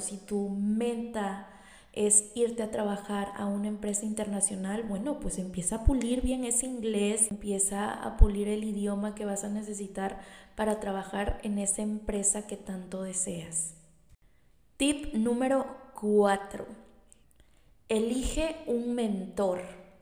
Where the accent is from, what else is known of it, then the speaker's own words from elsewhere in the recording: Tlalixcoyan, Veracruz, Mexico; soy originaria de un municipio de aquí de Veracruz. Soy de Tlalixcoyan, eh, mi hermoso Tlalixcoyan